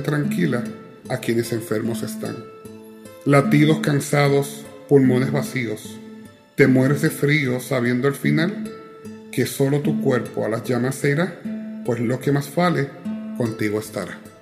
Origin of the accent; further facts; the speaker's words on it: Ponce, Puerto Rico; en la calle de mi casa, en la playa de Ponce